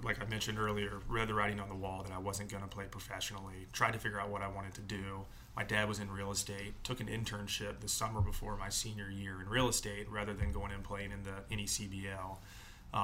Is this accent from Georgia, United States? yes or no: yes; Atlanta, Georgia, United States; growing up in Atlanta